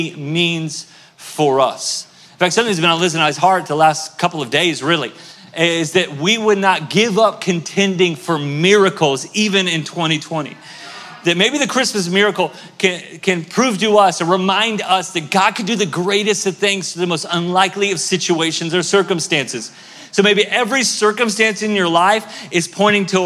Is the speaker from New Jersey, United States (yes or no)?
no; Tulsa, Oklahoma, United States; moved away; I'm from Tulsa, Oklahoma originally